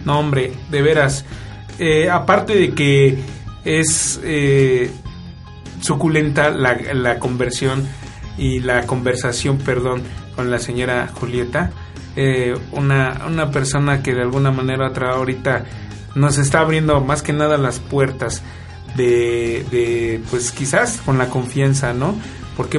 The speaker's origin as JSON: {"language": "Spanish", "town": "Milpa Alta", "region": "Mexico City", "country": "Mexico", "tie": "born or raised there", "said": "somos nativos de Milpalta"}